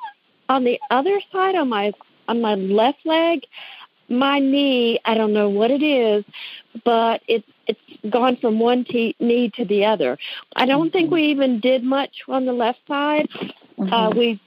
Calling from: Newnan, Georgia, United States; I am calling from Noonan, Georgia.

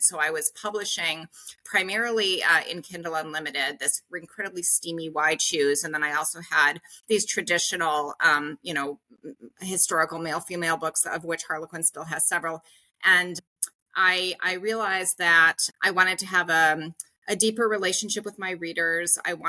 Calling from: Uzbekistan; And, I'm calling from Uzbekistan, you know, into my subscription classes.

